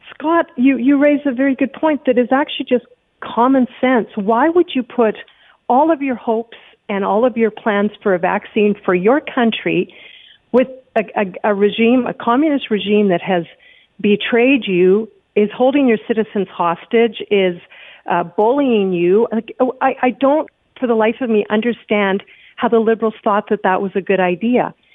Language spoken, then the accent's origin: English; Manitoba, Canada; I'm from Manitoba.